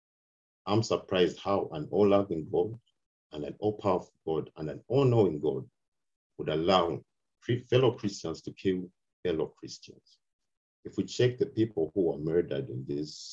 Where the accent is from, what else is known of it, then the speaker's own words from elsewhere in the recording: Zambia; I'm from Africa, Zambia, to be specific.